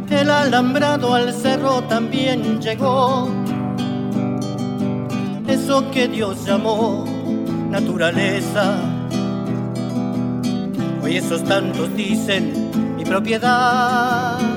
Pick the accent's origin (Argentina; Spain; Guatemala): Argentina; Río Gallegos, Santa Cruz; now in Bariloche, Argentina; vengo de Santa Cruz, Río Gallego. Hoy vivo en Bariloche